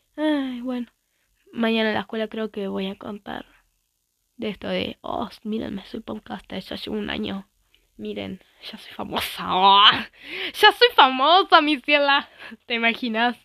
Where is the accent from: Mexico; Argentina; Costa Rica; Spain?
Argentina; como yo soy de Argentina